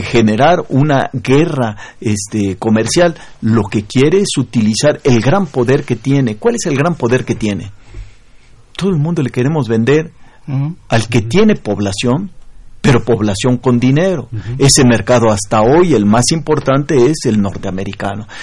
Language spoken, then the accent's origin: Spanish; Mexico